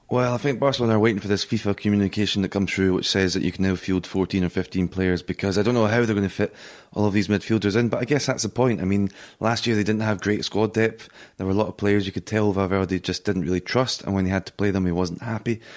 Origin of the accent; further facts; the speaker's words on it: Scotland, United Kingdom; now in Madrid, Spain; as a Scotsman